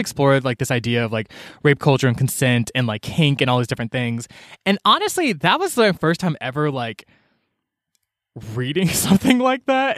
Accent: Atlanta, Georgia, United States; I grew up in Georgia

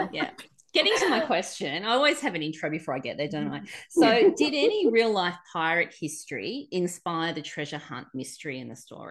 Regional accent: Australia; So being an Aussie

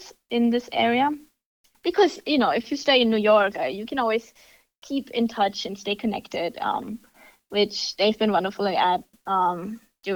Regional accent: Germany; moved away as an adult; now in United States; I am from Germany. I was born and raised there

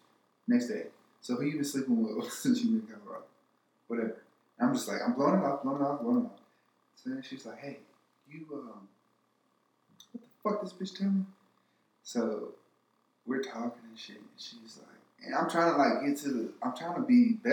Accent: California, United States; I'm from California

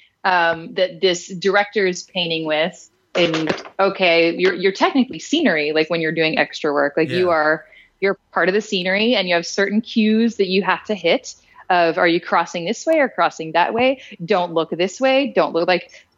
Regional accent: Roswell, Georgia, United States; also born or lived in Atlanta, Georgia; I was born in Dunwoody-ish, Sandy Springs-ish, and grew up in the suburbs of Atlanta, which was in Roswell, Georgia

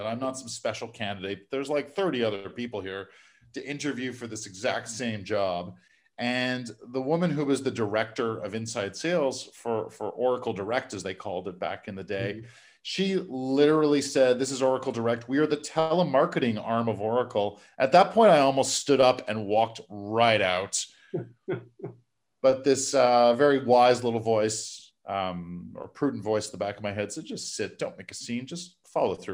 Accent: Montreal, Quebec, Canada; here in my hometown of Montreal

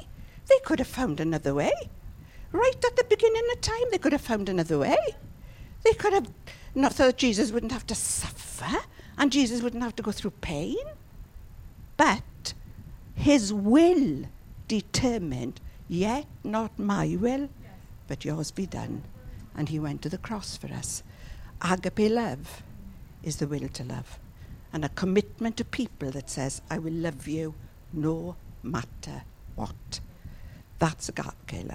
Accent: Llanelli, Wales, United Kingdom; If you're from Llanelli like me

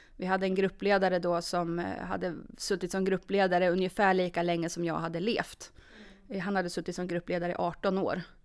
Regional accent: Norrköping, Östergötland, Sweden; moved away as an adult; now in Sundsvall, Sweden; Född och uppvuxen i Norrköping.

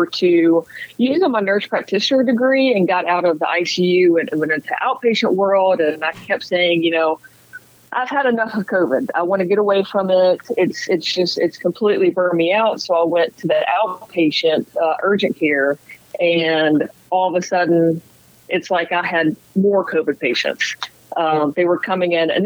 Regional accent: Mississippi, United States; moved away as an adult; I'm from Mississippi

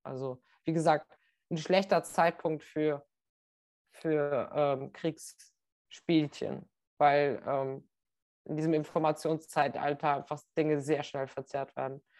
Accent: North Macedonia; Ich bin ja aus Nordmazedonien

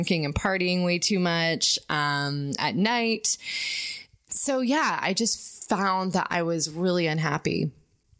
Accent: a really small town in Ohio, United States; moved away as an adult; also born or lived in Boston / Brooklyn, New York; I had come from a really small town in Ohio, gone to college, and leaving my home state to go to Boston for grad school

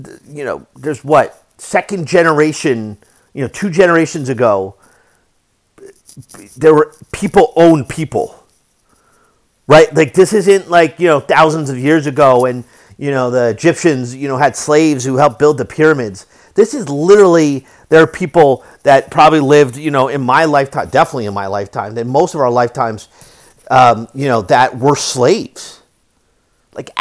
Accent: United States; as an American

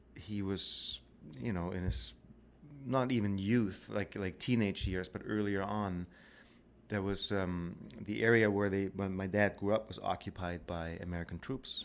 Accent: Black Forest, Baden-Württemberg, Germany; moved away as an adult; also born or lived in Victoria; now in Canada; I grew up in the Black Forest

